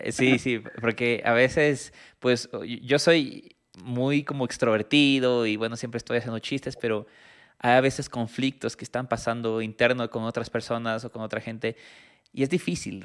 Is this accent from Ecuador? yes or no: yes; Ecuador; yo siendo ecuatoriano